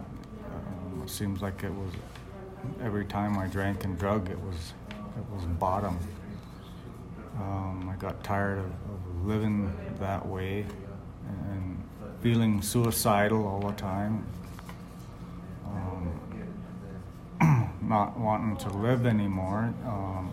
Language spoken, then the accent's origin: English; Browning, Montana, United States; now in Martin, South Dakota, United States; I was born in Browning, Montana